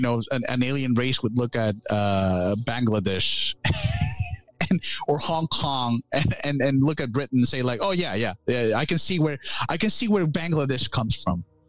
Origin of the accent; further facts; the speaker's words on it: Venezuela; also born or lived in Illinois, United States; now in United States; I grew up in Venezuela all my life